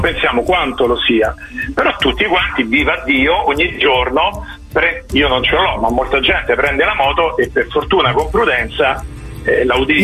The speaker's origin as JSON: {"language": "Italian", "town": "Rome", "region": "Lazio", "country": "Italy", "said": "io sono di Roma"}